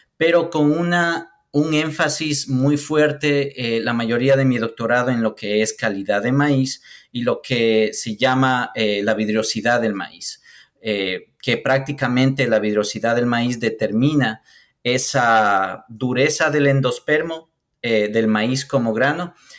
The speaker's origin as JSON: {"language": "Spanish", "country": "Ecuador", "said": "yo soy ecuatoriano"}